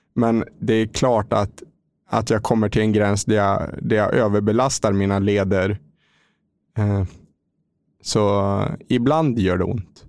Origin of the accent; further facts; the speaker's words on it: Lindesberg, Örebro County, Sweden; moved away as an adult; now in Mölnlycke, Sweden; kommer jag ifrån en liten stad som heter Lindesberg, fyra mil norr om Örebro. Där jag har bott egentligen i hela min uppväxt fram till eh, jag fyllde 24.